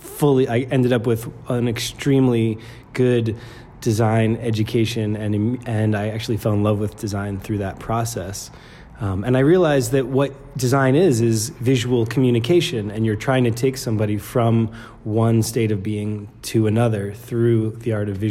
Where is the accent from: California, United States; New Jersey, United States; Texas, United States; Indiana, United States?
New Jersey, United States; moved away as an adult; also born or lived in Brooklyn, New York / Arizona / San Francisco; now in Boulder, United States; I was born in Brooklyn, New York, and grew up in New Jersey